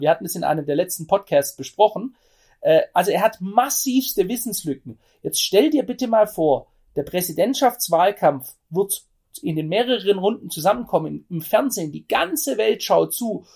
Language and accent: German; Germany; ich bin selber Deutscher, ich bin kein Amerikaner